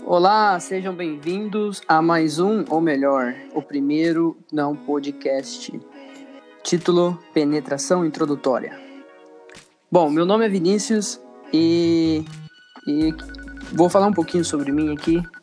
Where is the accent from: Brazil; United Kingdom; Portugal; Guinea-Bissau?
Brazil; assim como os outros dois, brasileiro também